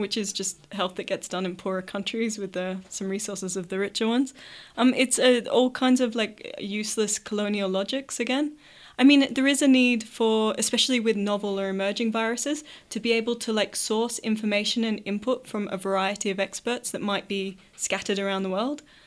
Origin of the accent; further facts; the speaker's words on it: Australia; speaking as an Australian